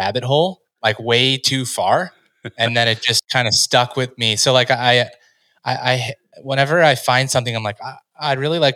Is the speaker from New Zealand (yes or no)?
no; United States; growing up in the United States